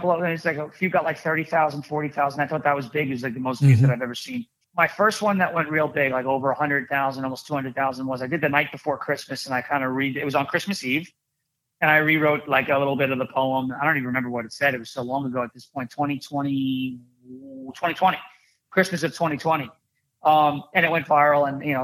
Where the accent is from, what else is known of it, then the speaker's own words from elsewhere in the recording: Long Island, New York, United States; I'm from Long Island